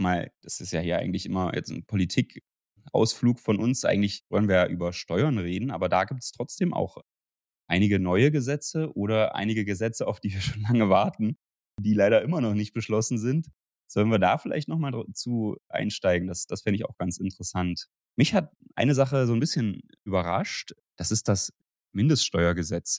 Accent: Germany; bei uns in Deutschland

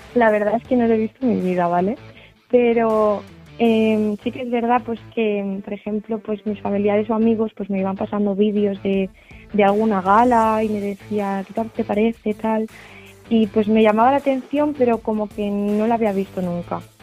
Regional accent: Tarragona, Catalonia, Spain; tengo 20 años, vengo de Tarragona

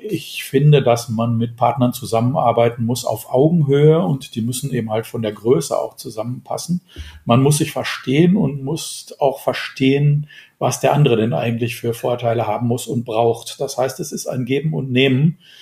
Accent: North Rhine-Westphalia, Germany; Ich bin Westfale

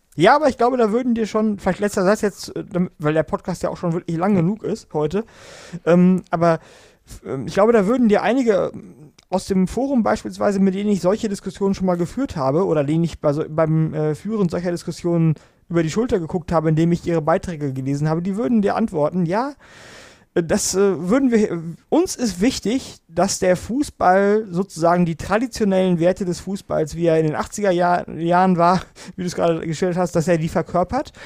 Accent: Germany; bei uns in Deutschland

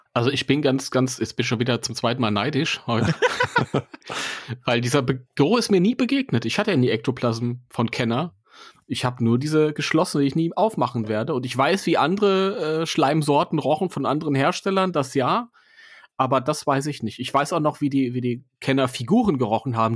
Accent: Germany; bei uns in Deutschland

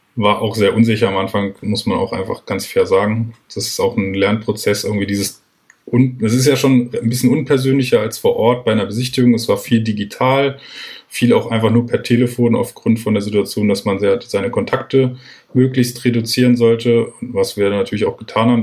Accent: near Peine, Lower Saxony, Germany; ich bin groß geworden genau an der Grenze zu Peine, also ich bin auch in der Schule in die Schule gegangen im Landkreis.

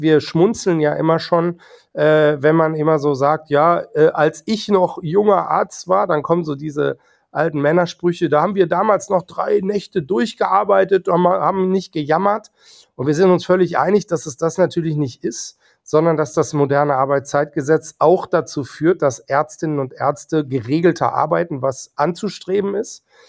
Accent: North Rhine-Westphalia, Germany; now in Hamburg, Germany; auch ich komme aus NRW

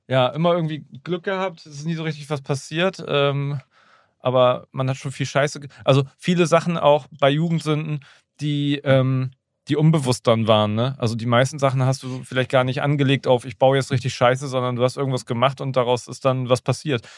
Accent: Schwanewede, Lower Saxony, Germany; ich bin ja in, in Schwanewede Neuenkirchen groß geworden

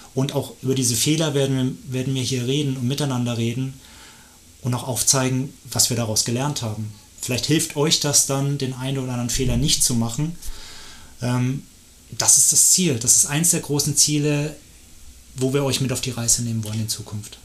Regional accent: Erlangen, Bavaria, Germany; moved away as an adult; now in Lenzburg, Switzerland; Ich bin in Deutschland geboren

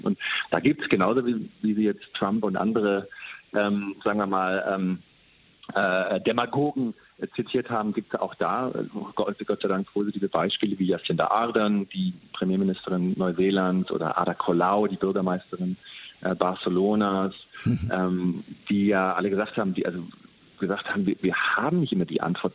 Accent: Germany; moved away as an adult; also born or lived in San Francisco, United States; als Deutscher mit, mit ähm, ganz guter Ausbildung

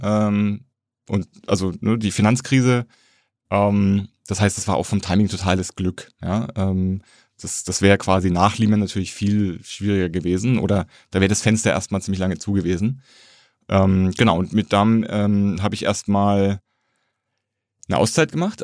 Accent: Erlangen, Bavaria, Germany; moved away as an adult; also born or lived in Berlin; Zivildienst an der Kinderklinik Erlangen gemacht, wo ich herkomme

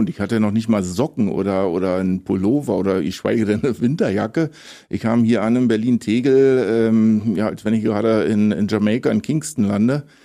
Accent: Tobago, Trinidad & Tobago; Also wenn ich, wenn, wenn ich gefragt werde, wo meine Heimat ist, dann das ist schon immer schwer zu antworten, aber so am ehesten kommt dann vielleicht Tobago hin.

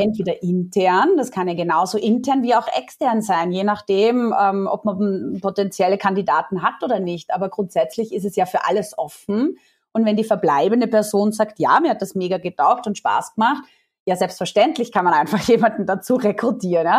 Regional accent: Austria; accent: Austrian dialect; also born or lived in Vienna; Also vielleicht hört man es nachher auch an meinem ähm, Dialekt ein bisschen. Ich bin Österreicherin, ich lebe in Wien

